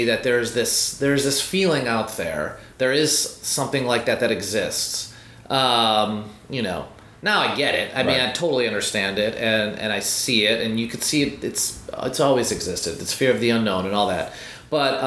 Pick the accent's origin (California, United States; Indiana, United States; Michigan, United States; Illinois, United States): Illinois, United States; Chicago; my dad was born in India, my mom was born in Poland, I grew up in Chicago